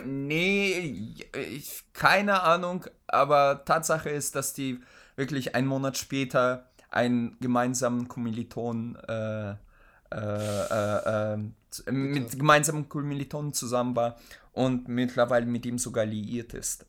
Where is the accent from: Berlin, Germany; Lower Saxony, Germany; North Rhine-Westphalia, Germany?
Lower Saxony, Germany; Oldenburg; Also ich komme ja aus Oldenburg